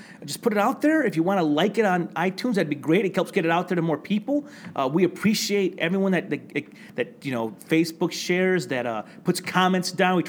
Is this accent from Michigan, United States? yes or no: yes; Flint, Michigan, United States; We grew up in Flint. We were raised in the streets.